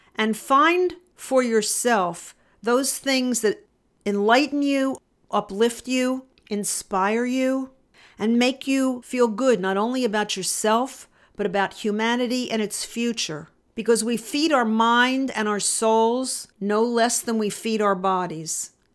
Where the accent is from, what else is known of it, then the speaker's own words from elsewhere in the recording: Philadelphia, Pennsylvania, United States; moved away; I grew up in Philadelphia, suburban Philadelphia.